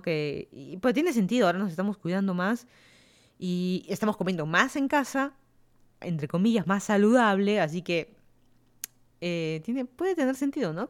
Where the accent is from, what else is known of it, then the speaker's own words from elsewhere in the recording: Lima, Peru; moved away as an adult; also born or lived in Miami, United States; now in Fairfax County, Virginia, United States; yo soy de Lima, Perú. Me mudé a Estados Unidos hace más de tres años.